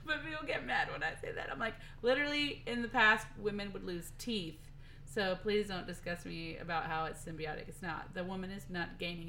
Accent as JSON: {"language": "English", "region": "the South", "country": "United States", "tie": "born or raised there", "said": "growing up in the South and in a religious base"}